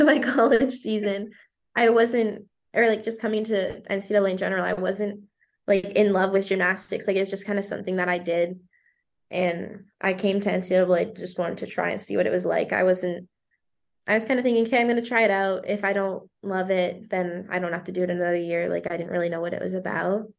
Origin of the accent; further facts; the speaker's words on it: Canada; first language French; English is a second language; now in United States; My first language was French.